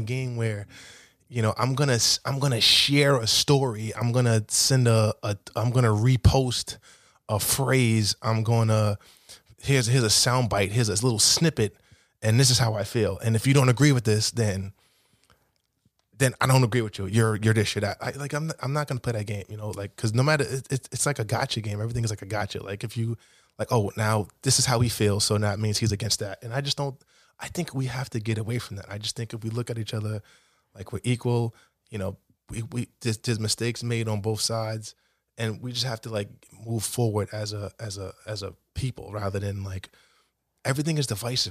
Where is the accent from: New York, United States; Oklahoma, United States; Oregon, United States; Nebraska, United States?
New York, United States; New York City; also born or lived in Fresh Meadows, Queens; I'm from Cambridge Heights, Queens, predominantly black neighborhood. I was raised in a, you know, a single parent household